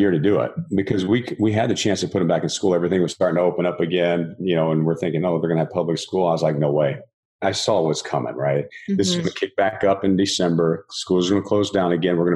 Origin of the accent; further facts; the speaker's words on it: Texas, United States; moved away as an adult; now in Southern California, United States; I grew up in Texas